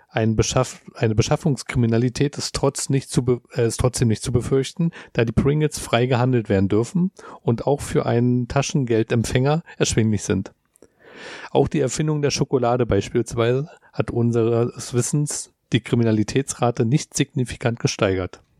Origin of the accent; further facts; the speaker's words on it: Berlin, Germany; wir als Berliner